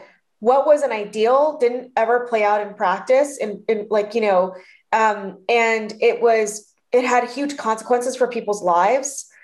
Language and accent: English; Orange County, California, United States; also born or lived in Denver, Colorado; the Vietnamese community I grew up in Orange County